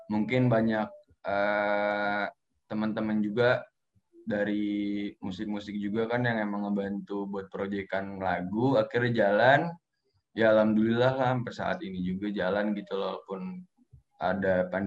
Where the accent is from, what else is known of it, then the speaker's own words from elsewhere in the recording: Bogor, West Java, Indonesia; gue lahir di Bogor orang Bogor asli gitu